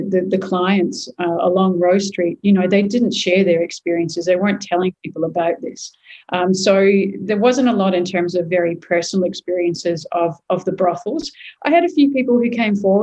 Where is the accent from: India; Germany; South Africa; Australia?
Australia; Perth, Western Australia; moved away as an adult; also born or lived in Sydney; coming back to my hometown